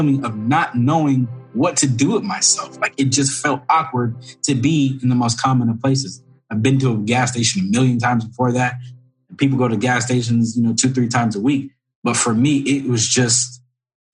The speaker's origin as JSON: {"language": "English", "town": "Corona", "region": "California", "country": "United States", "tie": "born or raised there", "said": "I grew up in Corona, California"}